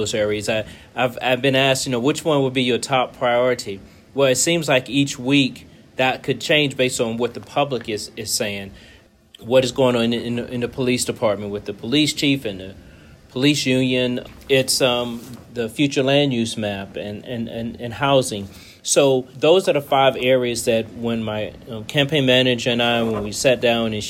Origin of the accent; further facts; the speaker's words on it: Richmond, Virginia, United States; also born or lived in Charlottesville, Virginia; I grew up in Richmond, Virginia, big family, five brothers and sisters.